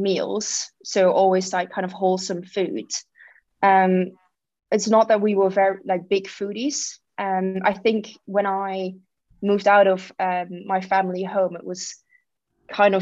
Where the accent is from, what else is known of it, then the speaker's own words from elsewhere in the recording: Netherlands; also born or lived in Belgium / New York; now in London, United Kingdom; I grew up in the Netherlands, moved to Belgium, ended up moving to New York for a bit, and then randomly moved to London